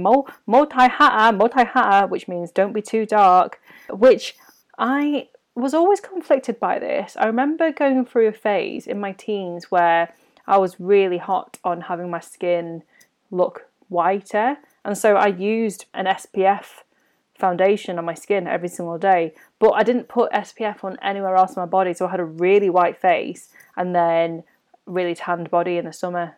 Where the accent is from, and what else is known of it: United Kingdom; born or raised there